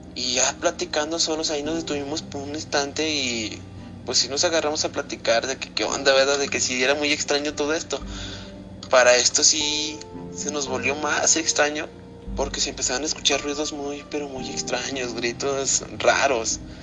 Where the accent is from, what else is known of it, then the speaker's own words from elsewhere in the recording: Zacatecas, Mexico; soy de aquí de Zacatecas